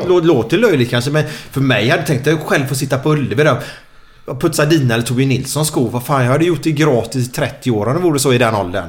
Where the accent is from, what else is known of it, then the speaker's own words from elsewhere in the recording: Gothenburg, Västra Götaland, Sweden; jag kommer ju från Åh, Kanalgatan där borta. Mm, och jag och Figge kommer ju därifrån mm. och spelade här